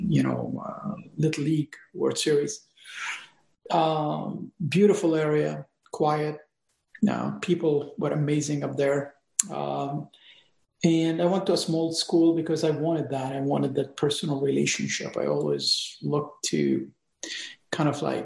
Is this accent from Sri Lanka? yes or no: no; Lebanon; moved away; I was born in Lebanon just before the Civil War started